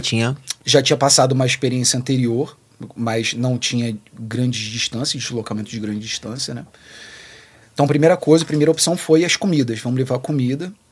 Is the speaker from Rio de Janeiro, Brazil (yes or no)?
yes; Rio de Janeiro, Brazil; A gente é do Rio de Janeiro